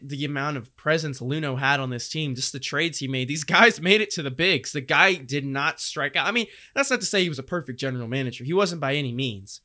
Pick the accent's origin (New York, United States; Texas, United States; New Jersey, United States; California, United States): Texas, United States; Houston; we're from Houston